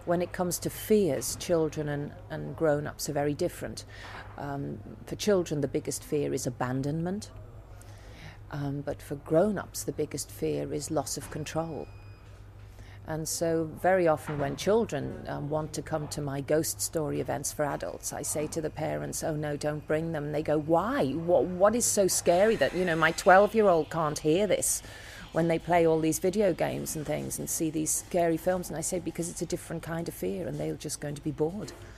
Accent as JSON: {"language": "English", "town": "Liverpool", "region": "North West England", "country": "United Kingdom", "said": "I come from Liverpool, and we are a city of speakers"}